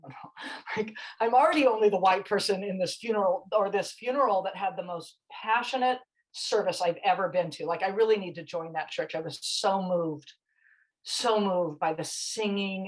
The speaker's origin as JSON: {"language": "English", "town": "Irvine", "region": "California", "country": "United States", "tie": "born or raised there", "said": "I grew up in Irvine"}